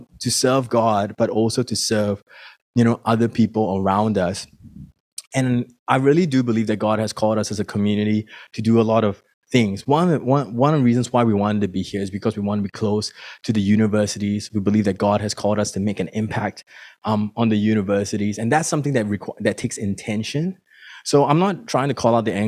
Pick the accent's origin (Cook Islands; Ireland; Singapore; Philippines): Singapore; now in Melbourne, Australia; And I come from Singapore. My family is still in Singapore.